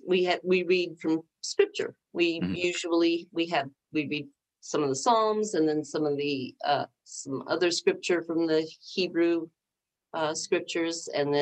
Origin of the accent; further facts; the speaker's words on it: United States; as an American and as a Christian, it was just so painful for me to see